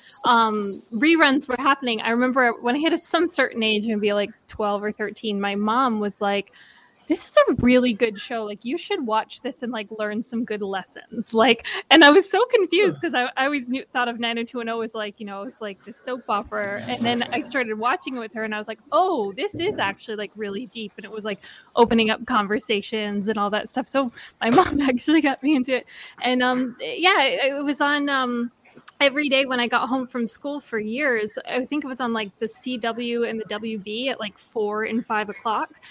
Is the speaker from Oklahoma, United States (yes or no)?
no; Rehoboth, Massachusetts, United States; now in Los Angeles, United States; I grew up in Massachusetts